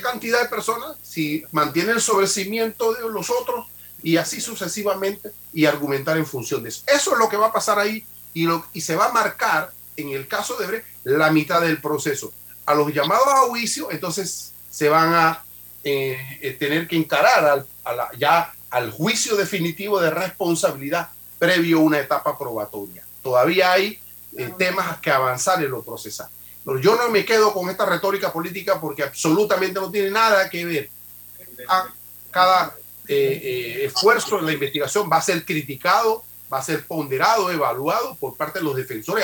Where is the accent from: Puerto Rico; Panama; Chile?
Panama; como panameños